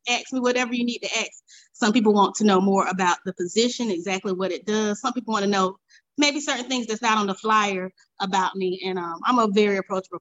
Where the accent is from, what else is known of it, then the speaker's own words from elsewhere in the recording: Augusta, Georgia, United States; born and raised in Augusta, Georgia.